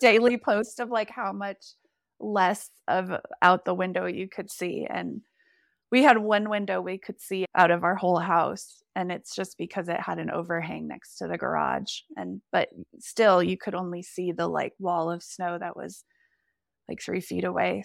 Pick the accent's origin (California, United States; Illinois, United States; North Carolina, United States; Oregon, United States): California, United States; South Lake Tahoe; also born or lived in Bellingham / Seattle / Napa; we moved back to my hometown of South Lake Tahoe.